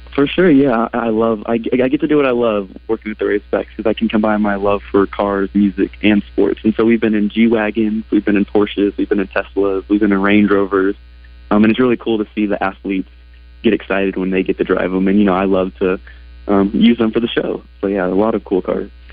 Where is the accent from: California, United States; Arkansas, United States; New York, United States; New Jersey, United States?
Arkansas, United States; Northwest; I grew up here in Northwest Arkansas with a love for Razorback sports